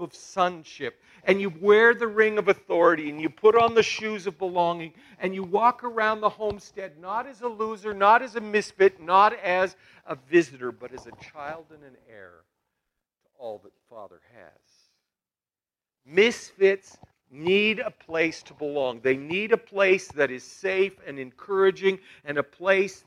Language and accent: English; Balzac, Alberta, Canada; I come from Balzac